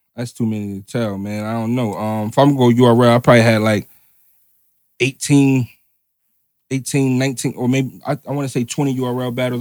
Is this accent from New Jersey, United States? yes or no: yes; New Jersey, United States; I'm from Jersey